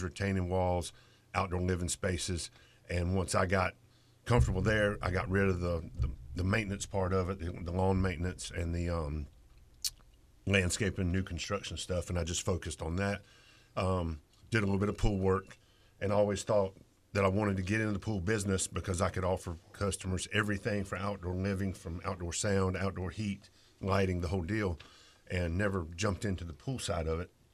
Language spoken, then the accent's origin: English; Greensboro, North Carolina, United States; moved away as an adult; also born or lived in Japan; I'm originally from Greensboro, North Carolina. Uh, I was born in Japan